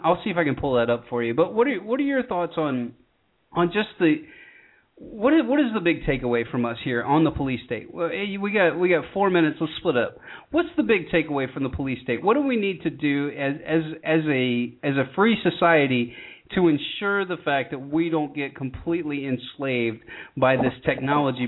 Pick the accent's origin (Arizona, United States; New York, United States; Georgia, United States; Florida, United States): Georgia, United States; I'm born and raised in Georgia